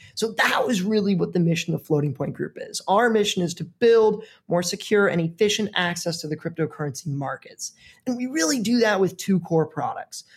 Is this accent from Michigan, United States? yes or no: no; Missouri, United States; moved away; I grew up in the Midwest in Missouri